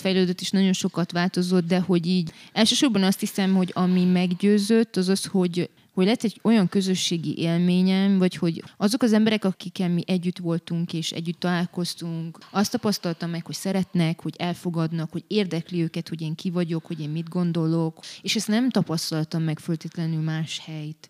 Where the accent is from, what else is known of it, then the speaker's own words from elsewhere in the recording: Brașov, Brașov County, Romania; én valójában a hitem szempontjából és az Isten kapcsolatom szempontjából itt nőttem fel